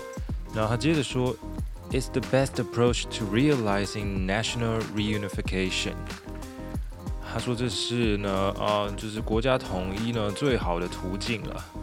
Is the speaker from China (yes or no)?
no; Taiwan; 反正我们台湾人好像也不是那么在意